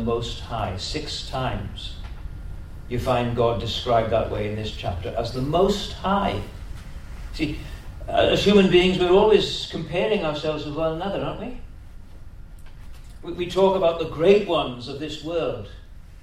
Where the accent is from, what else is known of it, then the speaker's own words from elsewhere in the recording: Welsh, Wales, United Kingdom; also born or lived in London; now in Australia; We're Welsh. All my kids have got Welsh names. They were born in London.